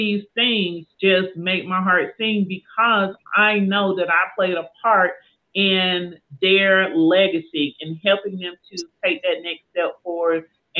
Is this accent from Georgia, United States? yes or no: yes; Southwest Georgia, United States; now in Atlanta, United States; I am an Atlanta transplant. I was born and raised in Southwest Georgia, but I've been here in Atlanta for many years, South Metro